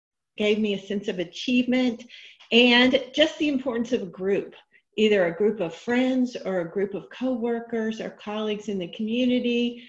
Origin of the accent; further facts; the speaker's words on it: Richardson, Texas, United States; So with that, I grew up in Richardson, Texas.